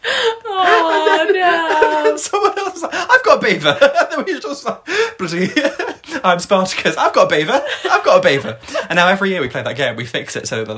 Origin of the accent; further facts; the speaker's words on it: Buxton, East Midlands, United Kingdom; From Buxton, my hometown